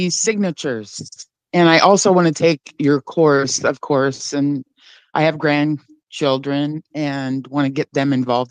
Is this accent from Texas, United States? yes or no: no; Cobb, California, United States; I'm from Northern California in a little town called Cobb